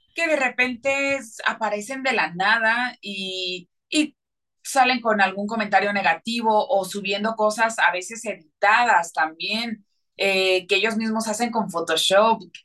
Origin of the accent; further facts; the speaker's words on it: Mexico; yo soy cantante mexicana